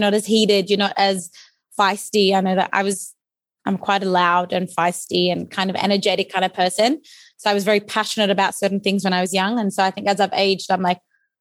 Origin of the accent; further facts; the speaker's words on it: Australia; was born in Australia